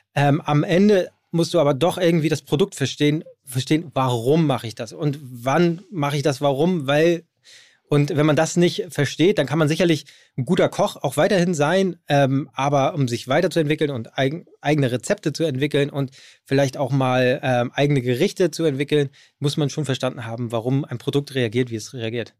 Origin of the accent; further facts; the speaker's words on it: Hamburg, Germany; Ich bin aus Hamburg